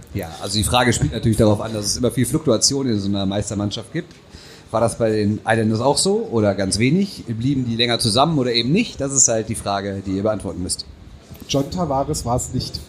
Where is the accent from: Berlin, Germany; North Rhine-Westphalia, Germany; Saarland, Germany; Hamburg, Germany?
North Rhine-Westphalia, Germany; Düsseldorf; als Düsseldorfer